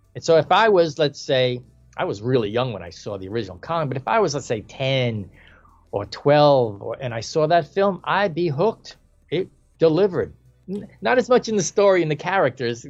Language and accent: English; New York City, New York, United States; I was born in the Bronx